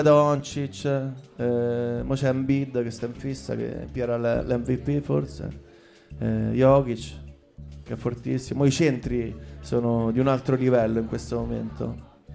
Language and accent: Italian; Rome, Lazio, Italy; io in realtà nasco a eh, Via Portuense, eh, vicino Marconi. Poi eh, mi sono spostato a 11 anni, ho cambiato un po' di case. Dagli 11 ai 13, ai 13 anni sono eh, atterrato a Trastevere